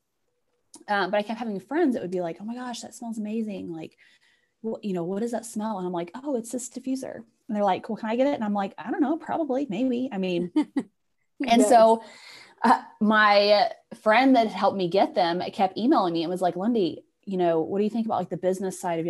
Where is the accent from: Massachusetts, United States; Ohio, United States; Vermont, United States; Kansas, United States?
Kansas, United States; I'm from Kansas